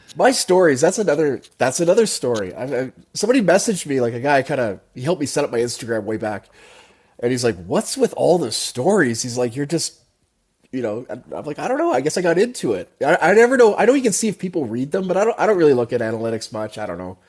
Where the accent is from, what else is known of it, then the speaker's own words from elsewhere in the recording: Canada; also born or lived in Calgary; I'm from Canada. I'm up in Calgary